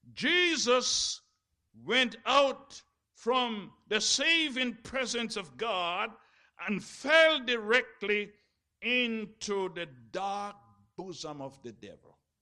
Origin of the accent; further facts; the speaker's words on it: Jamaica; when I was growing up in Jamaica